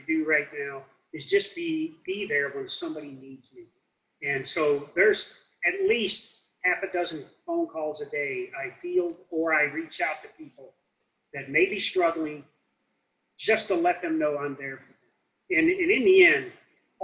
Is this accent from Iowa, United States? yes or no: yes; Davenport, Iowa, United States; I grew up in Davenport, Iowa